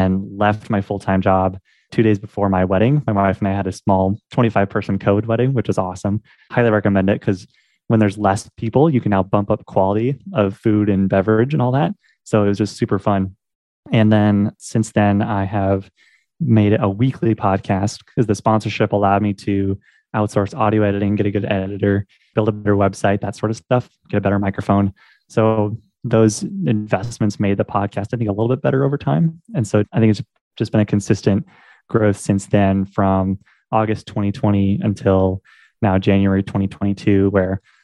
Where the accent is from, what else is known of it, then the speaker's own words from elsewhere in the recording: Portland, Oregon, United States; moved away as an adult; now in Omaha, United States; I'm from Portland, Oregon, currently living in Omaha, Nebraska